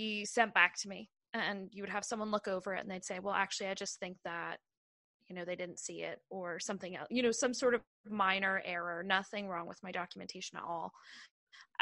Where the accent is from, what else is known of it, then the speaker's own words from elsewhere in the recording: Ireland; moved away as an adult; now in United States; I'm from Ireland